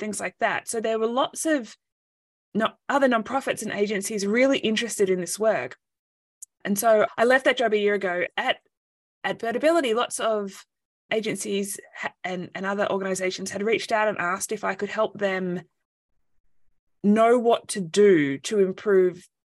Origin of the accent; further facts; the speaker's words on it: Australia; moved away as an adult; now in United States; I'm originally from Australia, but I fell in love with an American soldier. And so I've been living in the US for the last few years